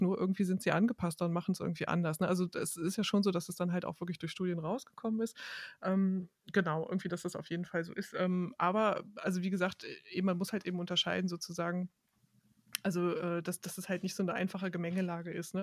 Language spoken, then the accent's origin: German; Hanover, Lower Saxony, Germany; moved away; Ich komme nämlich aus Hannover, genau, ich komme ursprünglich aus Hannover